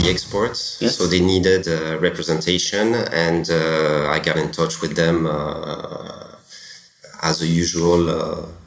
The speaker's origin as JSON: {"language": "English", "country": "France", "tie": "born there", "also_born_or_lived": "Mexico", "said": "My mom uh, is Irish, my dad's Spanish. I was born in France, and my wife is uh, Mexican"}